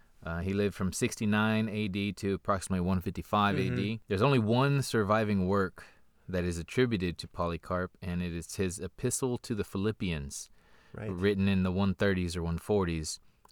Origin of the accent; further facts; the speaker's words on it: United States; We'll blame it on being American.